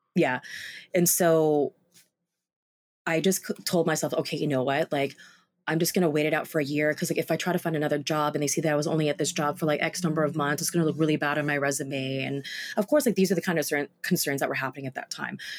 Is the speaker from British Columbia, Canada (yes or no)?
yes; Vancouver, British Columbia, Canada; was based in Vancouver, my hometown